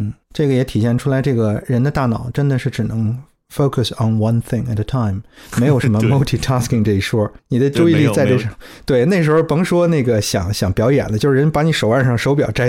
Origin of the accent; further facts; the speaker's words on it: South East England, United Kingdom; accent: South East England; also born or lived in Cardiff; 其他的时候都是在 Kent，就是这个这个东南部区域。所以我觉得我的口音基本一直是沿袭着那个东南部的口音，就是一种比较 neutral，比较还算还算。比较那个舒服的一个口音吧，